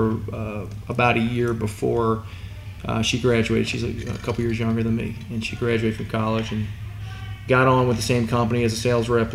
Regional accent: Independence, Kentucky, United States; also born or lived in Atlanta area, Georgia / Michigan; I grew up in Independence, right down the road.

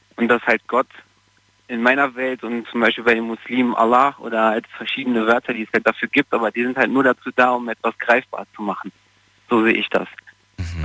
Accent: Portugal; now in Germany; Also ich komme aus Portugal

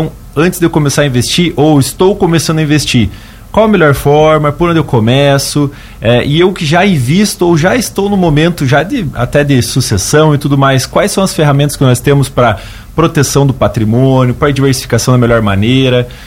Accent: Curitiba, Paraná, Brazil; Sou de Curitiba, Paraná. Ontem fiz um trajeto para chegar aqui em Lauro Miller. É, e sou natural de lá e, e, desenvolvo as atividades lá

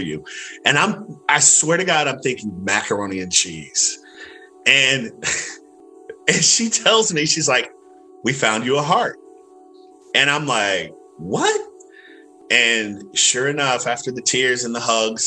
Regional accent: Dayton, Ohio, United States; Grew up in Dayton, Ohio, born and raised there

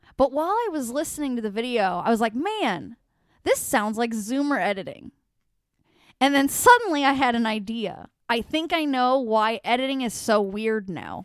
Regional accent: United States; I'm an American

